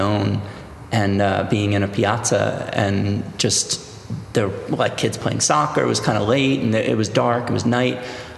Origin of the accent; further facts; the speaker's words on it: New York City, New York, United States; I grew up in New York City